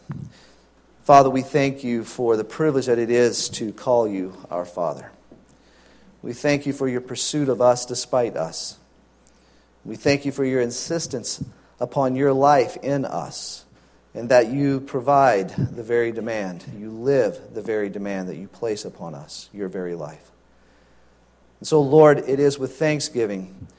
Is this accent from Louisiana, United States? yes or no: yes; Louisiana, United States; Growing up in Louisiana, we got our driver's license at 15